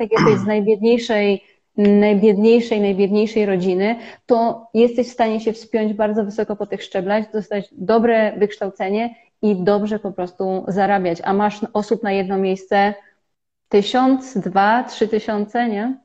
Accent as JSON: {"language": "Polish", "country": "Poland", "tie": "born or raised there", "moved": "as an adult", "lives_now": "India", "said": "my żyjemy i wychowywaliśmy się w kraju 38-milionowym"}